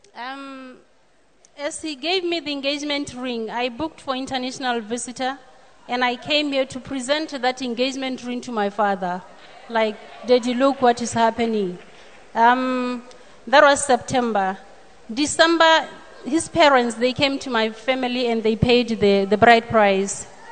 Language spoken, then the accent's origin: English; Botswana; I'm from Botswana